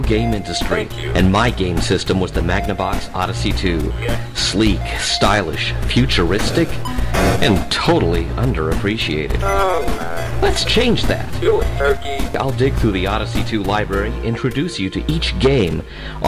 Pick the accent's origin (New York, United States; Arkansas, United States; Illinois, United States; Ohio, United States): Arkansas, United States; Fort Smith; There were several arcades in my hometown of Fort Smith, Arkansas